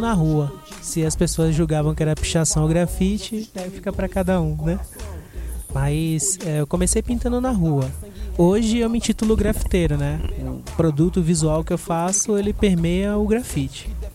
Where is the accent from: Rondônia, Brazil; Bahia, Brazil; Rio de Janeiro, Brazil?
Bahia, Brazil; Salvador; Eu sou de Salvador, Bahia, Brasil.